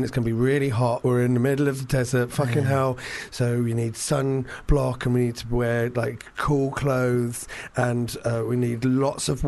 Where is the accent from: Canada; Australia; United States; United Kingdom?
United Kingdom; St Albans, East of England; now in London, United Kingdom; I was born in London but moved to St Albans